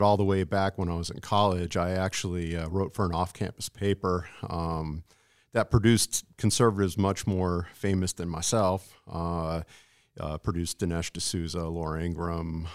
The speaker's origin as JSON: {"language": "English", "region": "California", "country": "United States", "tie": "born or raised there", "also_born_or_lived": "San Antonio, Texas / Massachusetts", "moved": "as an adult", "lives_now": "Alaska, United States", "said": "I grew up in California"}